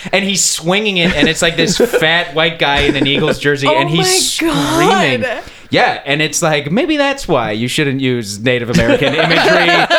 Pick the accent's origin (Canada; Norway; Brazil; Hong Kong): Canada; Calgary, Alberta; also born or lived in East Coast, Canada; now in Toronto, Canada; I was born on the East Coast, and then I grew up in Calgary, and then I moved to Toronto.